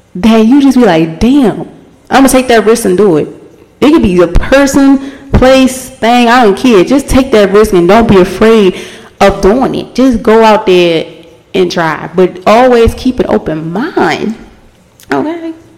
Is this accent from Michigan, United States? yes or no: no; Baltimore, Maryland, United States; where I'm from, I'm from Baltimore. If you don't know, I'm from Baltimore.